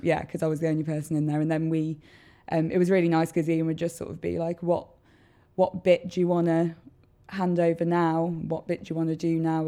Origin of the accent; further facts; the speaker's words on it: Worcester, West Midlands, United Kingdom; I grew up in Tolladine.